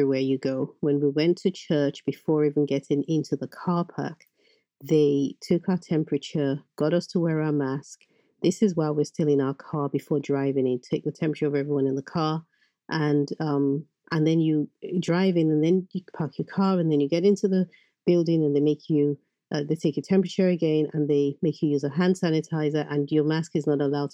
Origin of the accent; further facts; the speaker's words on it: Benin City, Edo, Nigeria; moved away as an adult; now in London, United Kingdom; I grew up in Nigeria. I grew up in Benin